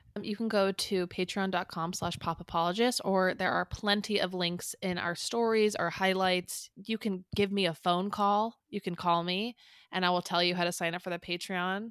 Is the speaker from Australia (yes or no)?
no; San Clemente, California, United States; born or raised there